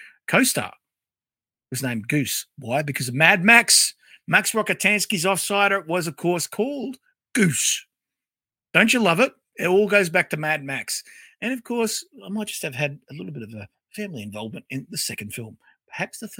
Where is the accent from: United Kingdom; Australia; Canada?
Australia; also born or lived in Tasmania / Queensland; I'm Australian, you know. Might be part Taswegian, part Queenslander, part whatever. But I tell you what, full-blooded Aussie